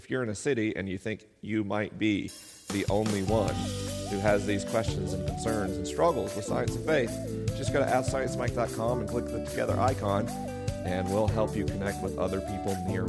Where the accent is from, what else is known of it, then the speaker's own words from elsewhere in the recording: the South, United States; accent: southern; I spent 12 years trying to erase my southern accent as a kid. And all of us southerners who are leaving the South in droves for the coasts